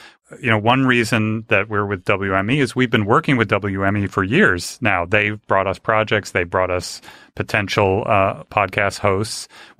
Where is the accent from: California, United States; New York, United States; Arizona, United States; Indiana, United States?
California, United States; Los Angeles; Now, I grew up in LA in Hollywood. My parents were both in the industry.